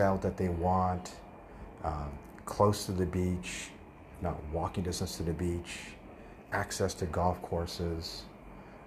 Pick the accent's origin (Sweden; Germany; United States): United States; Tucson, Arizona; moved away; I'm from Tucson, or I lived in Tucson as a kid